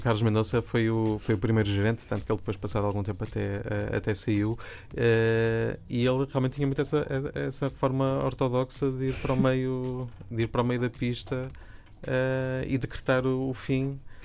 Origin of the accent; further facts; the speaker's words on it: Braga, Norte, Portugal; eu sou, sou de Braga